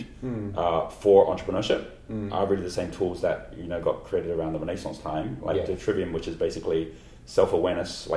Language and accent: English; Hong Kong; moved away as an adult; also born or lived in Cambridge, England; I grew up in Hong Kong. I was born in Hong Kong, and I grew up in Asia.